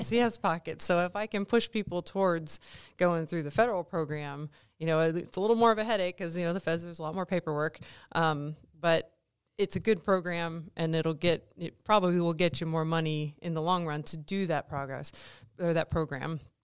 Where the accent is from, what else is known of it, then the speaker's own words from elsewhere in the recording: East Coast, United States; moved away as an adult; also born or lived in Colorado / New Mexico; now in Kansas, United States; I'm originally from the East Coast